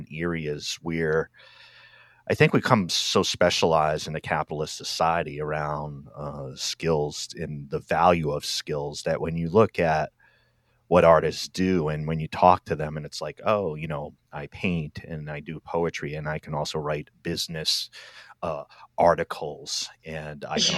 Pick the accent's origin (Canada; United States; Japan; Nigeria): United States; Rhode Island; I'm from Rhode Island